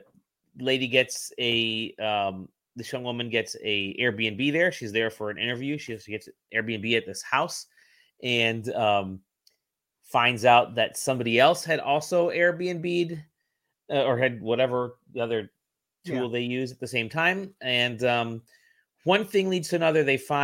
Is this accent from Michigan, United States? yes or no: yes; Detroit, Michigan, United States; Detroit, my hometown